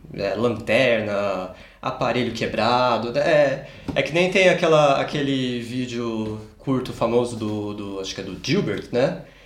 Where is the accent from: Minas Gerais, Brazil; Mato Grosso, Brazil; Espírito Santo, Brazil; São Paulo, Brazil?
São Paulo, Brazil; Campinas; moved away as an adult; now in Munich, Germany; Eu é... sou nasci em São Paulo, mas com quatro meses de idade eu mudei para Campinas e passei praticamente minha vida inteira lá